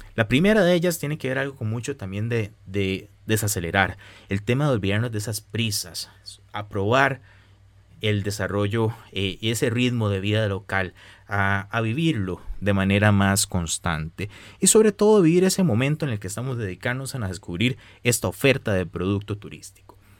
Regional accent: Costa Rica; los costarricenses podemos apoyar más a nuestro turismo

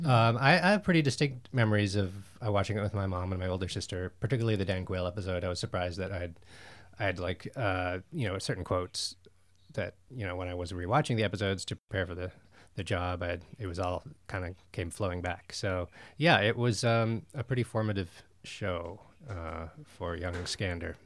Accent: Ottawa, Ontario, Canada; moved away; also born or lived in Montreal / Toronto; I'm Canadian, I'm from Ottawa.

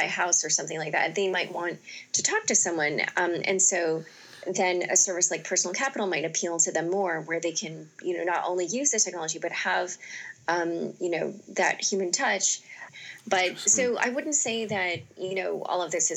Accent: Northeast Ohio, United States; moved away as an adult; also born or lived in Youngstown, Ohio / Cleveland area, Ohio / Stanford, California; I grew up in Northeast Ohio

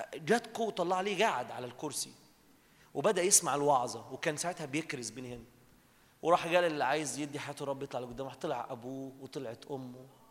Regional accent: Minya, Minya Governorate, Egypt; انا بلدنا دي اتقال عليها كلام على المنيا

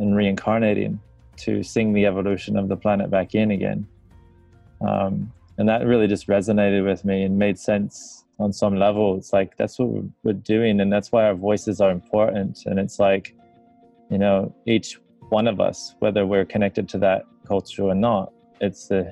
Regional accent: near Chicago, northern Indiana, United States; moved away as an adult; now in Australia; Originally from the States. Like, grew up near Chicago, northern Indiana

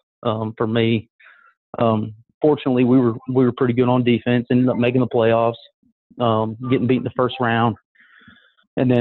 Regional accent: Loganville, Georgia, United States; moved away as an adult; now in Asheville, United States; I'm originally from Loganville, Georgia. Played high school ball at Grayson High School

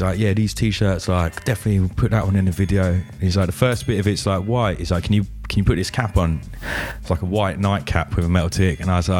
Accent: Colchester, East of England, United Kingdom; I'm from Colchester, Essex.

